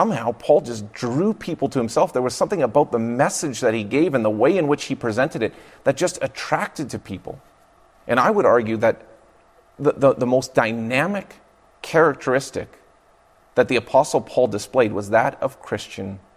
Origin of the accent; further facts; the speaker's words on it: Fraser Valley, British Columbia, Canada; I grew up in the Fraser Valley of British Columbia